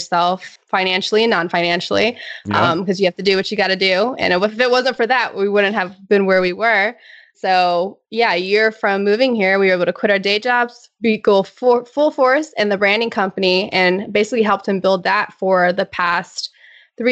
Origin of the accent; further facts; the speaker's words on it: Virginia, United States; moved away as an adult; also born or lived in Pittsburgh / Boston; now in San Diego, United States; we're both from Virginia